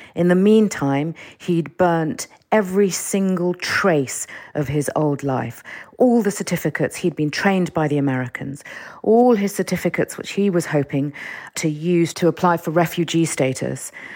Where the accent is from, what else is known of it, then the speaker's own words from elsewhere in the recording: London, United Kingdom; also born or lived in Iran; I grew up in, I grew up in London